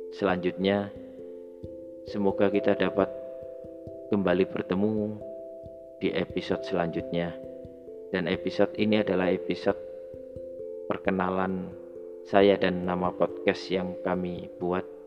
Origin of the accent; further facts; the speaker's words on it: Java, Indonesia; saya terlahir sebagai orang Jawa di Indonesia